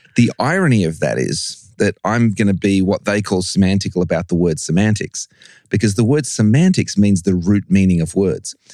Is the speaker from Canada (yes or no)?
no; Australia; also born or lived in England; I was born in England. My parents took me to Australia when I was seven.